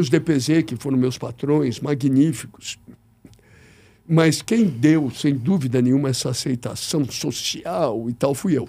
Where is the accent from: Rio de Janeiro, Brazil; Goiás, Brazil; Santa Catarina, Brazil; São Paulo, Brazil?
São Paulo, Brazil; Eu nasci em São Paulo, sou corintiano